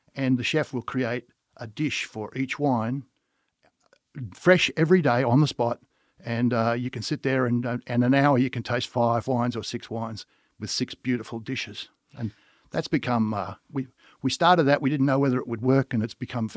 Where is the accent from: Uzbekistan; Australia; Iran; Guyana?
Australia; accent: Australian; moved away as an adult; now in United States; as you can tell by my accent, I am Australian, and I come from an Australian winemaking family